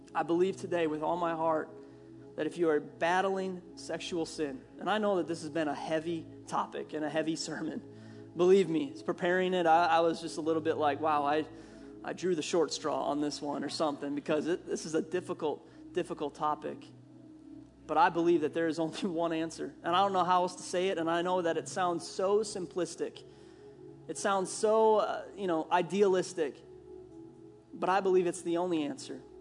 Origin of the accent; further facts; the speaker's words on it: Minnesota, United States; accent: Minnesota; growing up in Minnesota, we call it pop